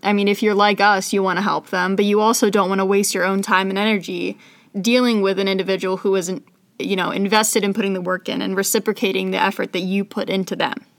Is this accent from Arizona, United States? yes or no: yes; Scottsdale, Arizona, United States; moved away as an adult; now in Pittsburgh, United States; I'm from Scottsdale, Arizona